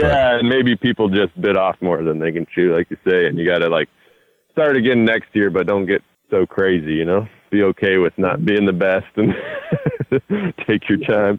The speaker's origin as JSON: {"language": "English", "region": "North Idaho", "country": "United States", "tie": "born or raised there", "said": "I grew up in North Idaho, so it's just 90 miles south of Canada"}